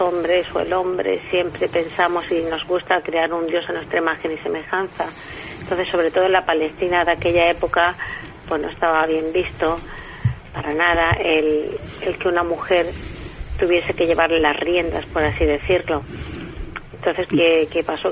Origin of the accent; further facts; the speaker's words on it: Cartagena, Region of Murcia, Spain; yo soy de aquí de Cartagena